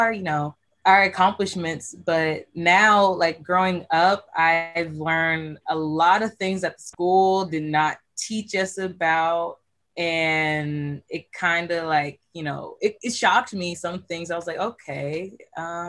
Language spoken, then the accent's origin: English; California, United States; I go to El Camino Community College, and I am from California